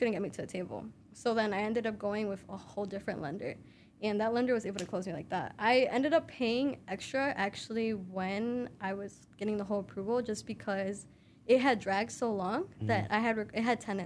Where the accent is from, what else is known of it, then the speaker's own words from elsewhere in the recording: Chicago, Illinois, United States; also born or lived in Palos; I'm here. I'm local. I'm from Chicago, but I was moving like honestly everywhere